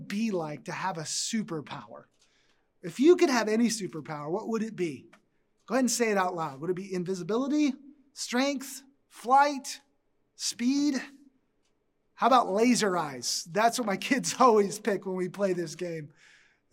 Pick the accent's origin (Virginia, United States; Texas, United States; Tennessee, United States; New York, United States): Texas, United States; moved away; I grew up in Texas